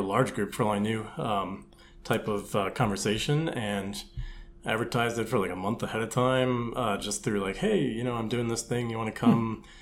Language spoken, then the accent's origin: English; Milwaukee, Wisconsin, United States; moved away as an adult; also born or lived in Indianapolis; now in Chicago, United States; So I grew up in the suburbs in Milwaukee